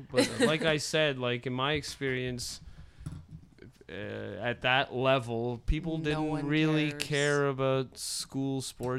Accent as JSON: {"language": "English", "area": "the Ottawa Valley", "region": "Ontario", "country": "Canada", "said": "I'm from the Valley, but Deep River is the other side of the line."}